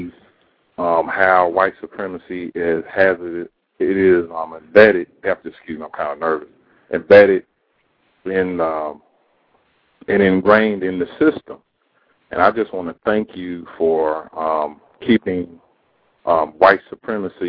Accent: Myrtle Beach, South Carolina, United States; I'm from South Carolina, Myrtle Beach, South Carolina

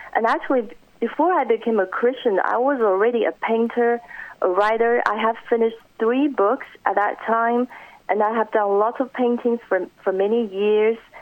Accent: Shanghai, China; moved away as an adult; also born or lived in Hong Kong; now in United States; I grew up in Shanghai, China until the age of 18, and then I went to Hong Kong for the next four years

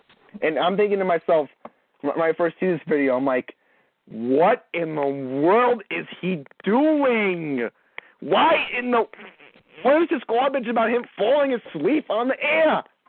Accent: New York City, New York, United States; now in Long Island, United States; Oh, I'm originally from Bayside, Queens.

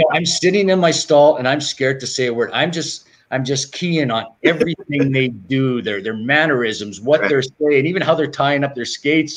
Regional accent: Canada; growing up in Canada

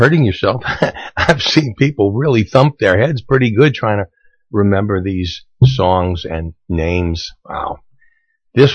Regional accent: New York City, New York, United States; When I grew up in Brooklyn

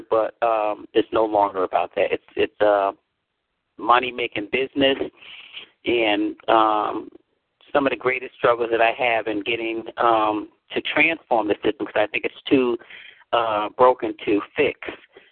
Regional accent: New Haven, Connecticut, United States; I was born and raised in New Haven, Connecticut

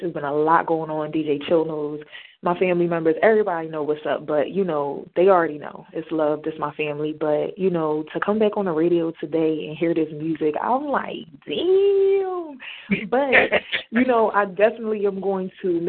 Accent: New Jersey, United States; I'm from Jersey

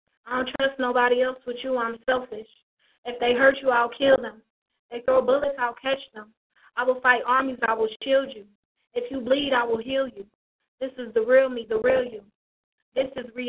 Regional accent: Detroit, Michigan, United States; also born or lived in Toledo, Ohio; I'm from Detroit, but I'm repping Toledo, too.

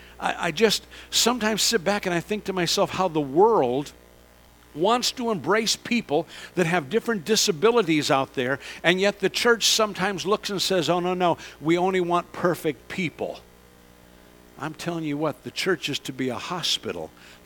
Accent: San Francisco, California, United States; I grew up in this area. I grew up in that area. I grew up in San Francisco.

